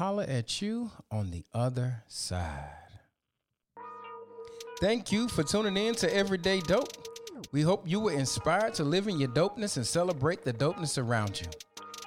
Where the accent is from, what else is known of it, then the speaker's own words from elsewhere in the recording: Atlanta, Georgia, United States; I'm from Atlanta